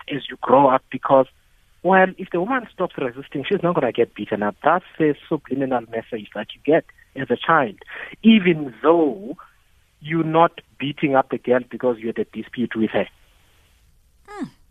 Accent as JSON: {"language": "English", "region": "Eastern Cape", "country": "South Africa", "tie": "born or raised there", "said": "when I was younger, in growing up in the Eastern Cape"}